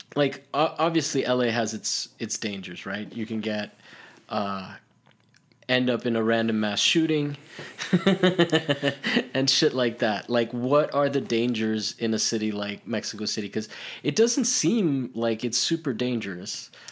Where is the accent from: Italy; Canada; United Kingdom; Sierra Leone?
Italy; I grew up in Italy